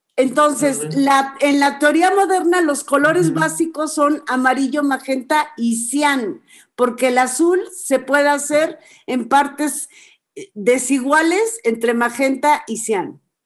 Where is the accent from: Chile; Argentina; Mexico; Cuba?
Mexico; expresar nuestra identidad como nación, como mexicanos